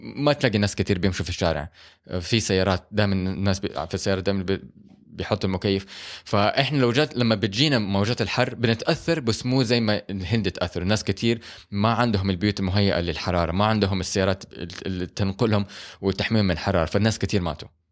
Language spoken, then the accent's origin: Arabic; Saudi Arabia; مو كل المباني عندنا في السعوديه مهيئه للحر